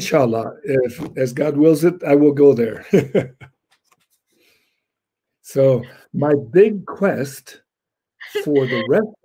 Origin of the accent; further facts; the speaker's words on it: Los Angeles, California, United States; I was born in Los Angeles